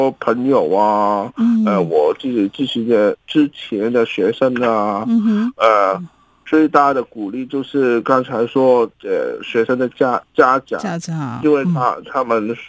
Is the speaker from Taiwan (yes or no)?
no; Hong Kong; 继续活下去，为我们香港人努力。